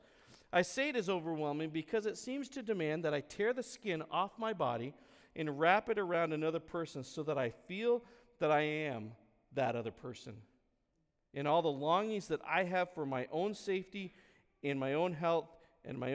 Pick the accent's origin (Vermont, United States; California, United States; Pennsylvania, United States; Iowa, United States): Vermont, United States; moved away; the neighborhood I grew up back in Vermont on Silver Circle